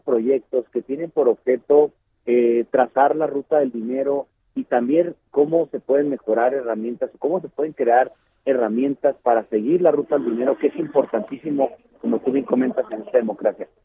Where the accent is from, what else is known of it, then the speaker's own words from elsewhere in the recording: Mexico; nosotros como mexicanas y mexicanos